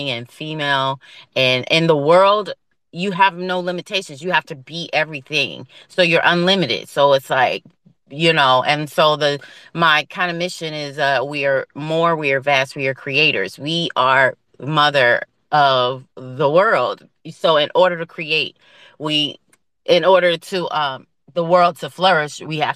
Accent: Philadelphia, Pennsylvania, United States; also born or lived in New York; I'm from Philly, so I'm here for the East Coast vibe. I'm born and raised in Philly.

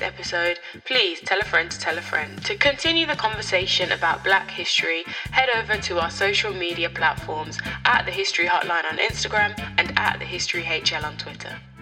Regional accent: Birmingham, West Midlands, United Kingdom; I'm a Brummie

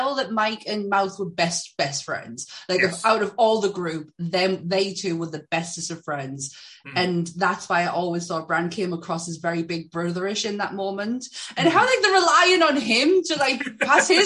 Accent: Shiney Row, North East England, United Kingdom; I come from Shiny Row

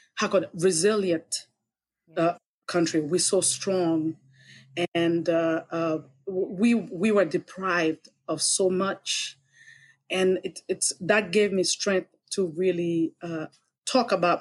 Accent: Haiti; English is a second language; moved away; growing up in Haiti and being educated in Haiti, it was very one-sided

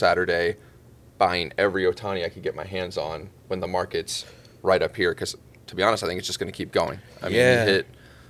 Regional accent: Virginia, United States; moved away; also born or lived in Tampa / Colorado Springs / Denver; born and raised in Virginia, kind of been a little bit all over Tampa, Colorado Springs, Denver

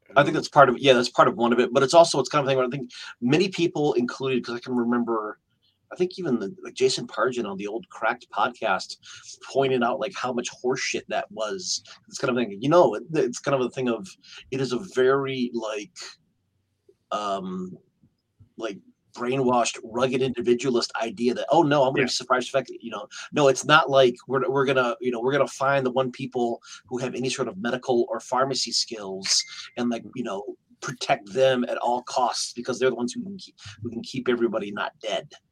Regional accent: Michigan, United States; I am from Michigan

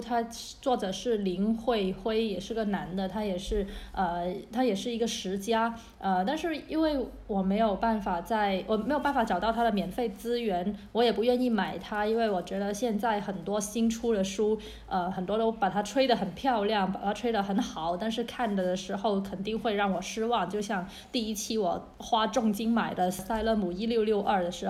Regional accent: Guangzhou, Guangdong, China; 因为我是一个广州人， 对我们的粤菜还是有非常非常多的自豪和喜爱的

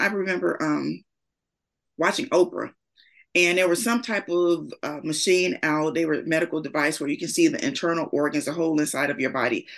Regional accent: Gary, Indiana, United States; I'm from Gary, Indiana, born and raised in Idaho Gardens, which is no longer there, but that was where I'm from.

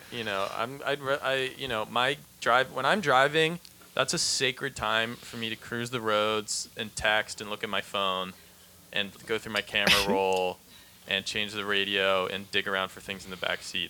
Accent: Pittsburgh, Pennsylvania, United States; moved away; I grew up in Pittsburgh, or like I'm from Pittsburgh

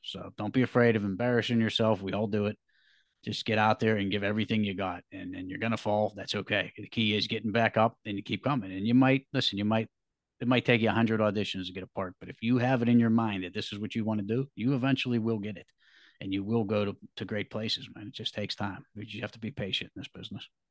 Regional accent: Pittsburgh, Pennsylvania, United States; I'm an actor from the Pittsburgh, Pennsylvania area, American born

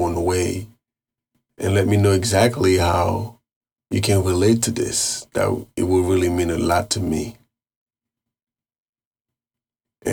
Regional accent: Carrefour, Ouest, Haiti; I was born and raised in Haiti.

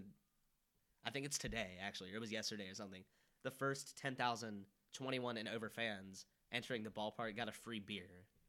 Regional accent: Cincinnati, Ohio, United States; We are from Cincinnati.

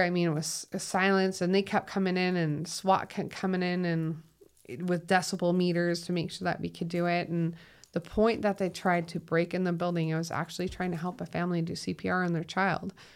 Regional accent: Minnesota, United States; moved away as an adult; now in Utah, United States; I'm from Minnesota.

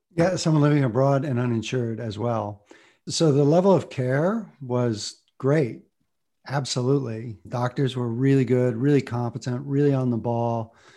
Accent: Ohio, United States; moved away as an adult; also born or lived in Boston; I came from Bible Belt, conservative Ohio

